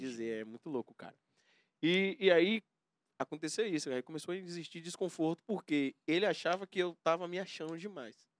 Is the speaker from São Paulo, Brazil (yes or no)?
no; Valença, Bahia, Brazil; also born or lived in Camaçari / Senhor do Bonfim; now in Salvador, Brazil; fui criado em Valença